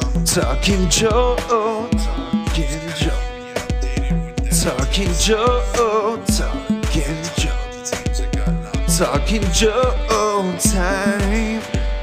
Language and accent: English; Australia; Yeah, just because I'm Australian doesn't mean I can't do the accent of America.